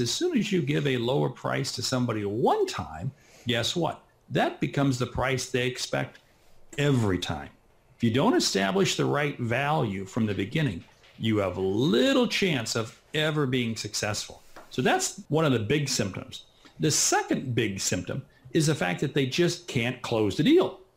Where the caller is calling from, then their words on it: Nebraska, United States; I'm calling in from Nebraska, which is right in the middle of the United States